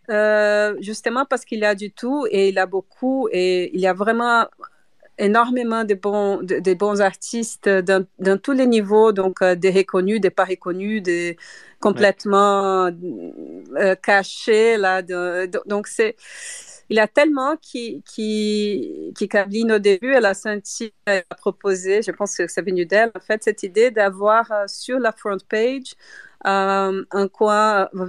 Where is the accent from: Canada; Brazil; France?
Brazil; French is a second language; now in Brussels, Belgium; je suis brésilienne, donc, mais j'habite à Bruxelles, donc euh, quand même je peux parler français.